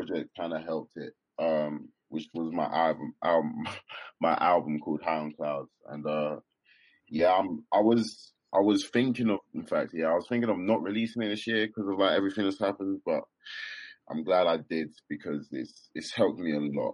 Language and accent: English; Kent, South East England, United Kingdom; moved away as an adult; now in London, United Kingdom; I'm originally from Kent, but right now I'm living in London.